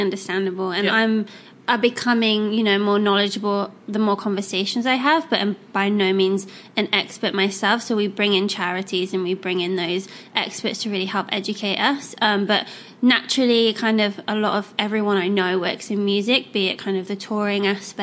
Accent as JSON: {"language": "English", "region": "England", "country": "United Kingdom", "said": "I'm English"}